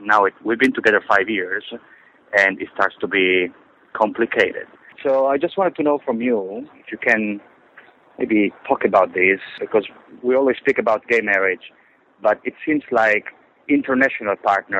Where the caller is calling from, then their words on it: Dubai, United Arab Emirates; moved away; I'm calling from the United Arab Emirates, and specifically Dubai